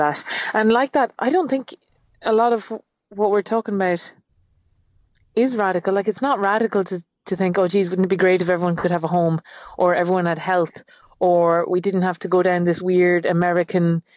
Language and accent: English; Achill, Connacht, Ireland; I'm from Achill. It is the most windswept, barren, devoid of any leaves place in Ireland.